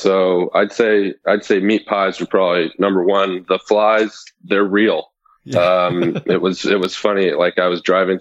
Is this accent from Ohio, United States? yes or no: no; Los Alamitos, California, United States; I grew up kind of near Long Beach in a city called Los Alamitos in Southern California.